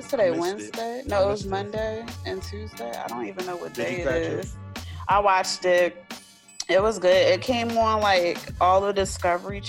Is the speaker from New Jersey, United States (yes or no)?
yes; New Jersey, United States; I'm from Jersey